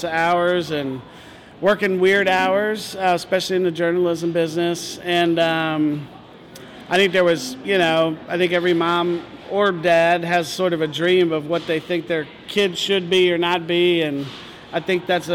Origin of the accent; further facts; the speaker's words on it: Northern Virginia, United States; also born or lived in Richmond, Virginia; I was born in Richmond and grew up just outside of D.C. in Northern Virginia.